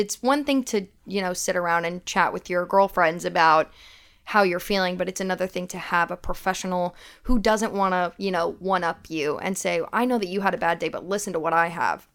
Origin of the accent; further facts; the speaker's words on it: Knoxville, Tennessee, United States; moved away as an adult; now in Nashville, United States; I am originally from Knoxville, Tennessee.